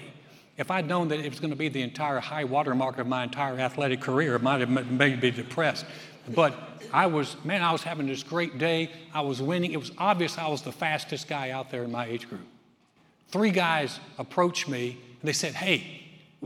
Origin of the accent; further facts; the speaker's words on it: North Carolina, United States; now in Texas, United States; I grew up in North Carolina.